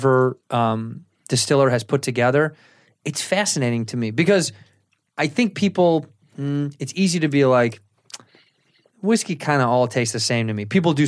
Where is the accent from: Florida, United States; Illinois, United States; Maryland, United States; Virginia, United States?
Illinois, United States; Chicago; I'm from Chicago. You couldn't even come close to the cold that we feel